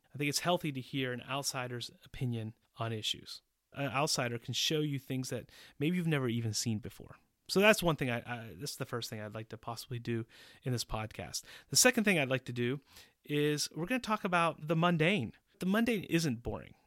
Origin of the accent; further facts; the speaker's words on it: Pittsburgh, Pennsylvania, United States; moved away as an adult; also born or lived in Boston, Massachusetts; now in Czech Republic; I was born in Pittsburgh, Pennsylvania, and I moved to Boston when I was ten years old